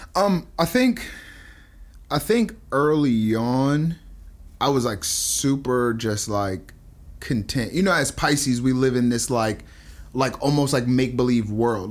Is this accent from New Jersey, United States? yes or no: yes; New Jersey, United States; I'm from Jersey.